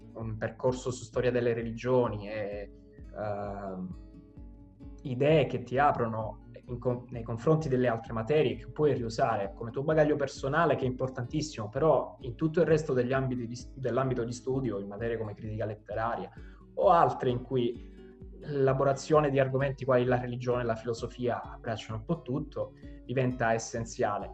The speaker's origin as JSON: {"language": "Italian", "town": "Vittoria", "region": "Sicily", "country": "Italy", "moved": "as an adult", "lives_now": "Rome, Italy", "said": "vengo da, dalla Sicilia, da Vittoria"}